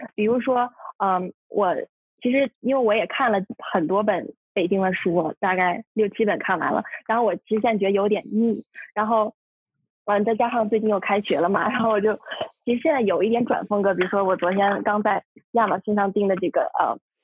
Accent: Shanghai, China; moved away; 我来自上海，然后现在是康纳尔大学酒店管理学院的大一学生

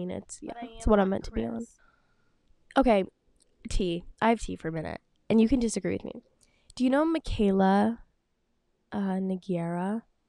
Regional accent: Massachusetts, United States; I'm also from Massachusetts

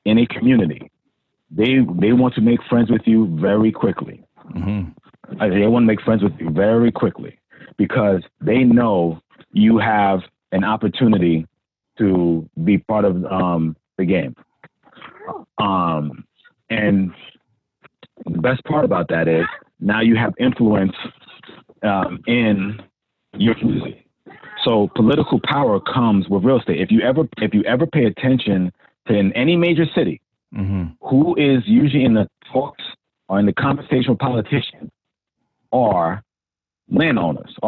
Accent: New York City, New York, United States; I grew up in Hollis

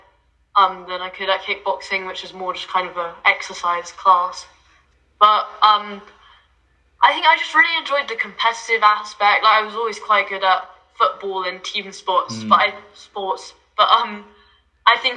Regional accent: London, United Kingdom; I'm from North London, like Camden area.

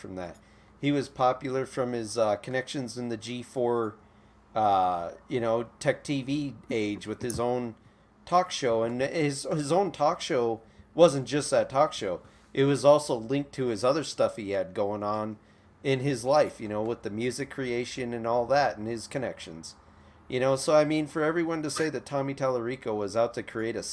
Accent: Midwest, United States; I grew up in the Midwest

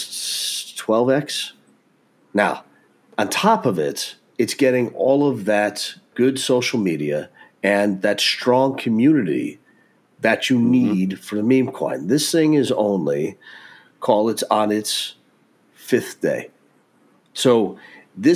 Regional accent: Texas, United States; being the Texan that I am

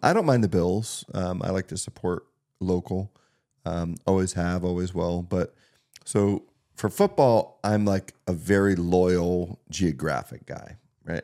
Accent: Townville, Pennsylvania, United States; also born or lived in Meadville, Pennsylvania; I was born in Meadville, Pennsylvania. Um, Yeah, I grew up in Townville

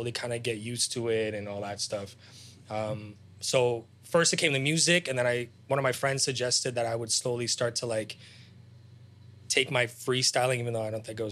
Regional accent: Toronto, Ontario, Canada; also born or lived in Ukraine; I came to Canada when I was 6.5, 7. I'm Ukrainian. Like, that's my nationality

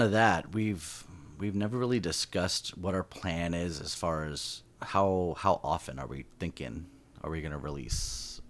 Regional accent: Southern California, United States; we're from SoCal

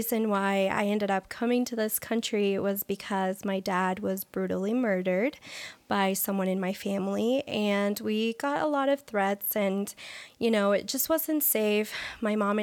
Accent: Colombia; now in United States; I was born in Colombia

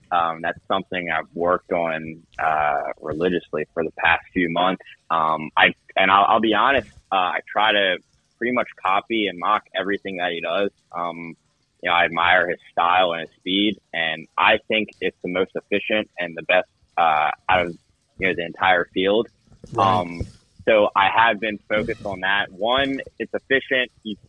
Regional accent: Maryland, United States; also born or lived in Florida; now in Clermont, Florida, United States; I'm from Maryland. That's where I grew up. That's where my entire family is. But I live in Florida.

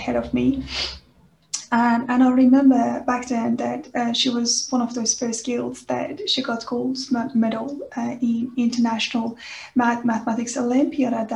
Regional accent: Iran; moved away; I was born in Iran, and on the Iranian educational system, doing maths

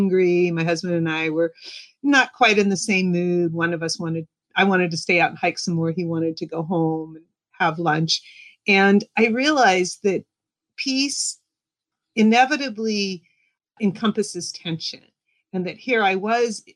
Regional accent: United States; also born or lived in Seattle; I'm Jewish American

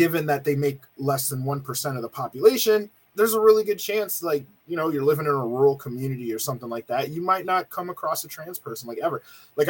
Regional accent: Nigeria; Nigerian. I'm Nigerian.

